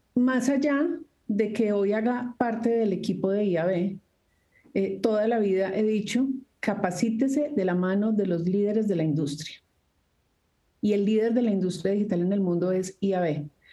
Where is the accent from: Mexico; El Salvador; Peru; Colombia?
Colombia